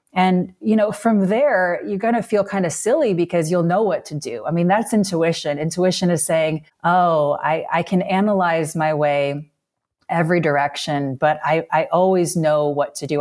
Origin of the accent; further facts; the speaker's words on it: Illinois, United States; moved away; growing up in Illinois